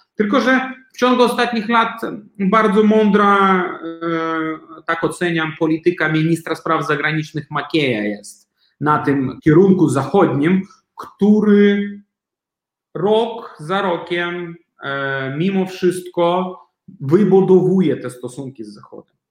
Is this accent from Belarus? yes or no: yes; Belarus; moved away as an adult; now in Poland; ja osobiście jako Białorusin i jako osoba, która mieszka tutaj w Polsce już 10 lat